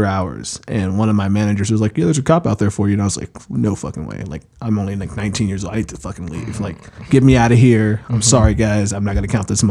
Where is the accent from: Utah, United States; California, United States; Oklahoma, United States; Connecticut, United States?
Oklahoma, United States; Oklahoma City; I am black and I'm from Oklahoma City